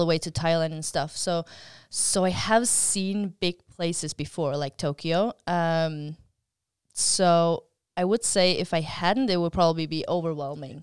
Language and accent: English; Faroe Islands; I come from the Faroe Islands